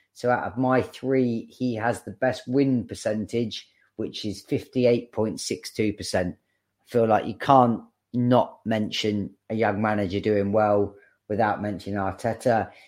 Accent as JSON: {"language": "English", "town": "Bournemouth", "region": "South West England", "country": "United Kingdom", "tie": "born or raised there", "said": "I, as much as I grew up in Bournemouth, um, I didn't, I wasn't born there. I just lived there the majority of my, my childhood"}